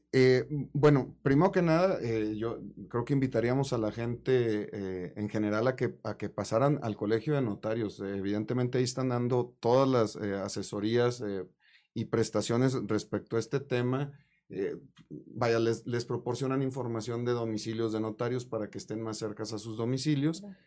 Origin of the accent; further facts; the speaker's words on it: Mexico; como buen mexicano